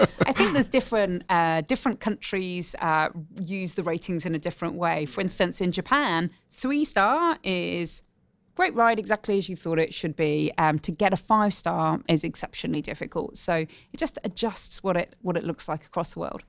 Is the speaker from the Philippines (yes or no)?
no; United Kingdom; moved away as an adult; also born or lived in Oxford; now in Australia; as a Brit